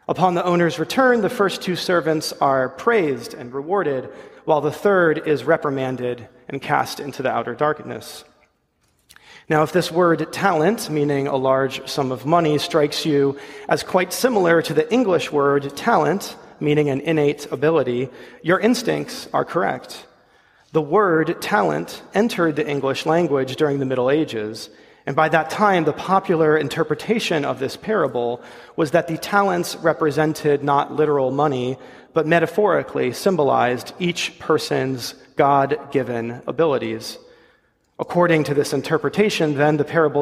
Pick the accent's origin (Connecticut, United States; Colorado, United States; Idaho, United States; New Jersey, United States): Connecticut, United States; Ledyard; moved away; my hometown, Ledyard, Connecticut